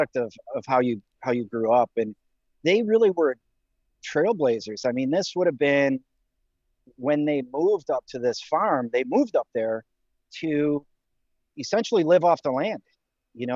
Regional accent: 4 or 5 hours north of Detroit, Michigan, United States; I was born and raised in Michigan, but about 4 or 5 hours north of Detroit. So a very small town

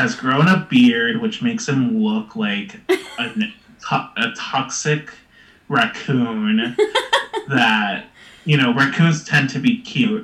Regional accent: Texas, United States; I am from Texas

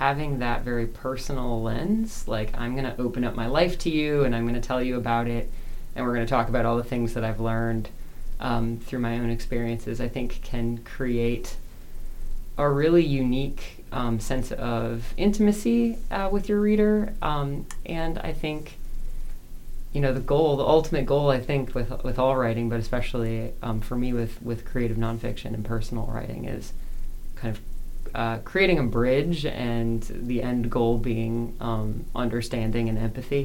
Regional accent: Wisconsin, United States; also born or lived in Brooklyn, New York; now in Columbus, United States; my parents found themselves in Wisconsin, which is not a particularly Catholic place. And they baptized me Catholic

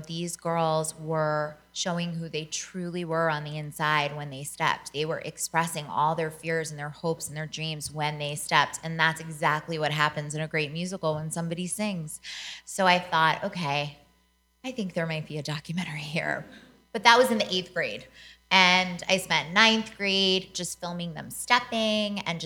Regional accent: Baltimore, Maryland, United States; moved away; I'm born and raised in Baltimore

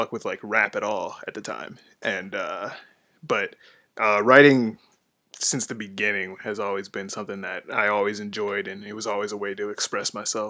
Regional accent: Twinsburg, Ohio, United States; also born or lived in Cleveland / Bedford / Solon; I was born in Cleveland, stayed in Bedford till I was 5, then moved to Solon, Ohio, and then Twinsburg right after that.

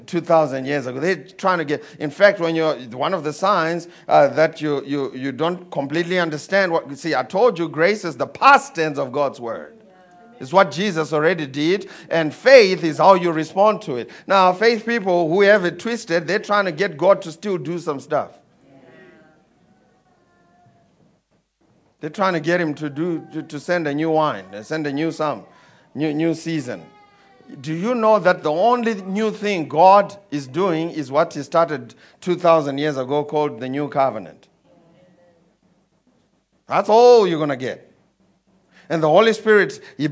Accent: Zimbabwe; I come from Zimbabwe

